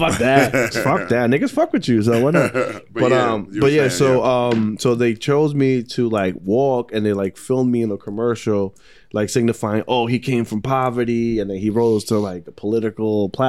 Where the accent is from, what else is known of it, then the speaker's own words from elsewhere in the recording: New York City, New York, United States; I'm from Queens